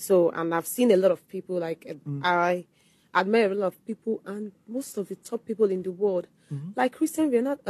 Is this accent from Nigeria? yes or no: yes; Igbo, Igboland, Nigeria; accent: Igbo; moved away; my accent, Igbo accent